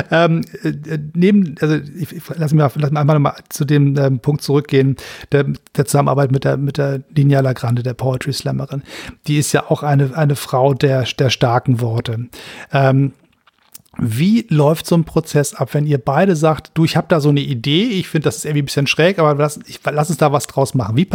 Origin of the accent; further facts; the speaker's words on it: Hamburg, Germany; Ich bin Hamburger